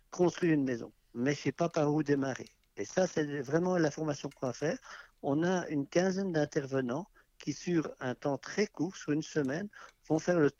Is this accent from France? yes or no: no; Belgium; moved away; On a quitté la Belgique maintenant il y a deux ans et on avait un petit terrain à bâtir